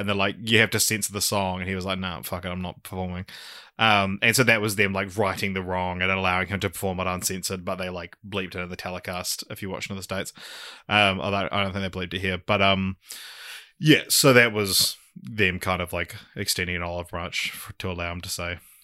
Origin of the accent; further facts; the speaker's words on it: New Zealand; I'm a fucking Kiwi male